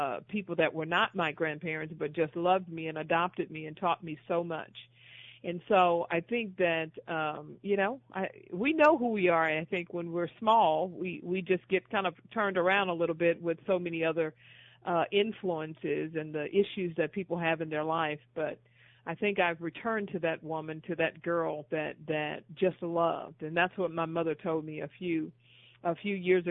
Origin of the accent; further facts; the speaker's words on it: Houston, Texas, United States; I grew up in Houston, Texas